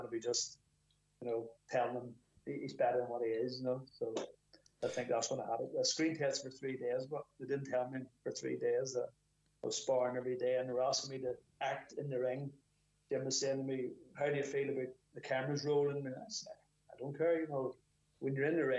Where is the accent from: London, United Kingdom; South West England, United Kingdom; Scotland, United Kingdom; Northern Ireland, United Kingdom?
Northern Ireland, United Kingdom; Belfast; I'm from Belfast